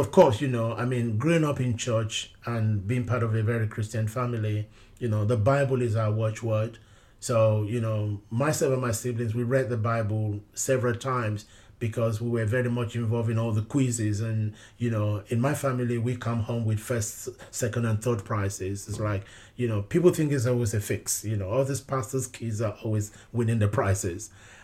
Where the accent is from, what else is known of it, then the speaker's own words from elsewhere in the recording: London, United Kingdom; even growing up in London, I was very much immersed within the Nigerian community. When I first came out as gay, it was within the Nigerian community in London.